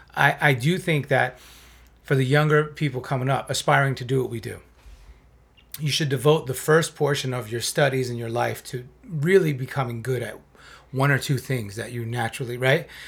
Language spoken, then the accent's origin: English; South Florida, United States; also born or lived in New York; a community college in South Florida where I was growing up at the time. I'm from New York originally.